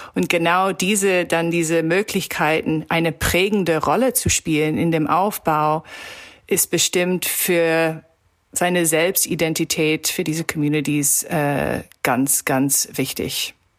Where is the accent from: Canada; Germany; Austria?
Canada; Toronto, Ontario; German is a second language; in Toronto, wo ich herkomme